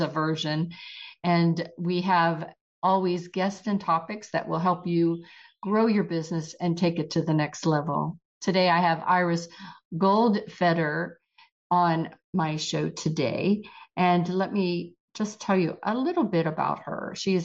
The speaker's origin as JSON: {"language": "English", "town": "Trafford", "region": "Pennsylvania", "country": "United States", "tie": "born or raised there", "also_born_or_lived": "Pittsburgh", "moved": "yes", "lives_now": "Georgia, United States", "said": "I was born in Trafford, which is near Monroeville."}